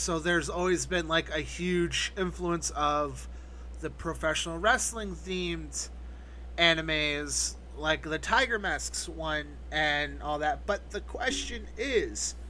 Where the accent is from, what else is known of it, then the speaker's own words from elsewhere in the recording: Canada; I'm Canadian